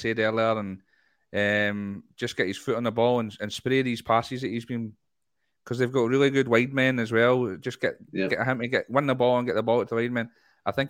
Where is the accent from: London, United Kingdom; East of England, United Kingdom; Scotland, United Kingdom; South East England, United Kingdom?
Scotland, United Kingdom; We're Scottish